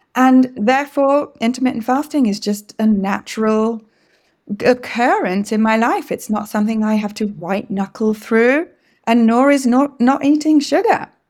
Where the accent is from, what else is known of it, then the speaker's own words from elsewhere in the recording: England, United Kingdom; first language English; now in Quebec, Canada; I live in French speaking Quebec in Canada, even though, as you can hear, I'm originally from England